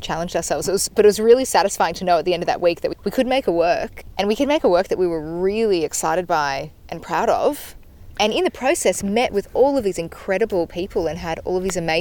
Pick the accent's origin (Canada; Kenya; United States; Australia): Australia; Gold Coast, Queensland; moved away; as somebody who grew up on the Gold Coast